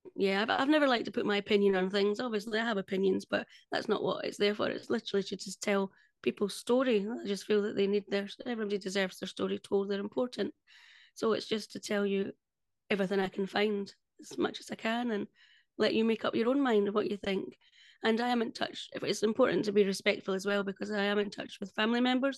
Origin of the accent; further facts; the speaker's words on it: Scotland, United Kingdom; I'm Scottish